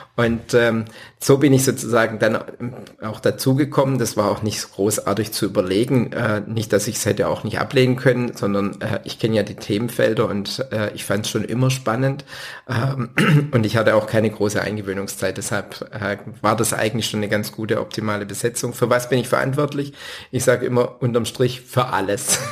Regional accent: Winnenden, Baden-Württemberg, Germany; also born or lived in Backnang; aufgewachsen in Winnenden

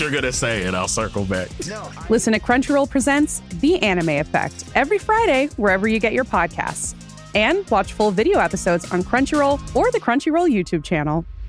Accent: Toronto, Ontario, Canada; I'm from Toronto.

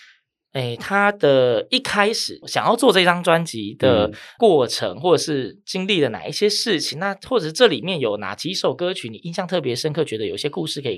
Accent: Yilan County, Taiwan; 我宜兰人我冇听过。

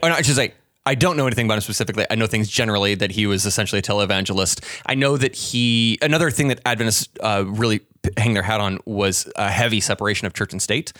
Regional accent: Pacific Northwest, United States; I'm from the Pacific Northwest

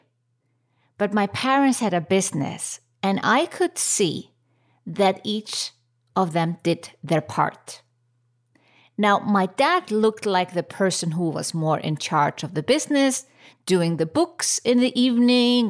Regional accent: Reykjavik, Capital Region, Iceland; my home country, Reykjavik, Iceland

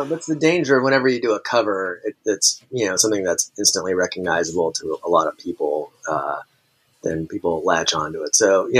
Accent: Kansas, United States; born there; also born or lived in Tacoma; So I was born in Kansas and then bounced around, kind of all throughout my childhood.

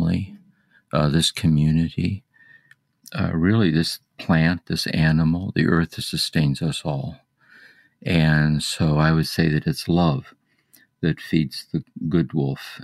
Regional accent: Akron, Ohio, United States; born and raised in Akron, Ohio, the oldest of six children

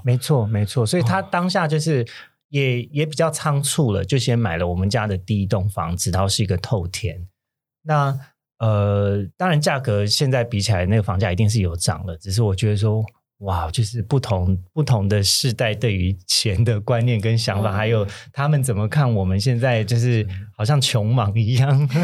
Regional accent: Kaohsiung, Taiwan; 我是高雄人

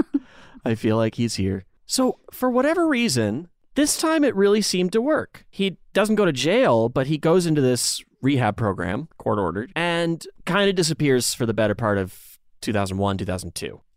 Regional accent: Dansville, United States; in my hometown of Dansville, there was a laundromat video store

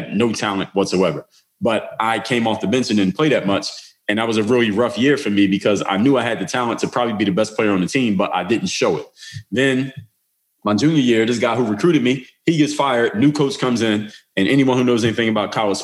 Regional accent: Philadelphia, Pennsylvania, United States; I'm from Philly

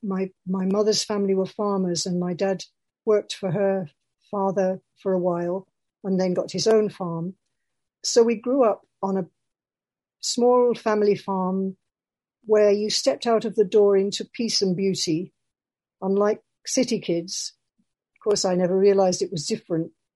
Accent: Birmingham, West Midlands, United Kingdom; I'm a Quaker from Birmingham

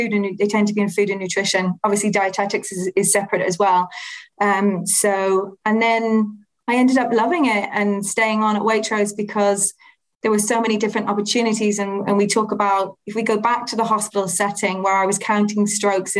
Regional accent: Ireland; the area that I was raised in the Republic of Ireland is very much a food focused environment. There's lots of dairy manufacturers, there's Monaghan Mushrooms

